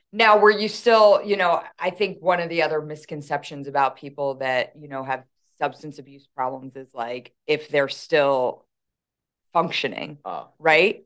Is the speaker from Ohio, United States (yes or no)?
no; Philadelphia, Pennsylvania, United States; accent: thick Philly; I don't realize how um thick my Philly accent is, but right away they're like, "Oh, you're from Philly,"